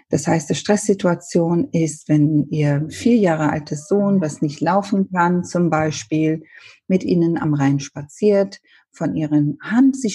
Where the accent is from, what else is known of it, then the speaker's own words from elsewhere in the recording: Ethiopia; German is a second language; Ich bin ja ursprünglich, äh, komme ich aus Äthiopien. Mein Vater ist Inder, deshalb meine Mutter Äthiopien. Wir haben, wir sind als Kinder englischsprachig aufgewachsen.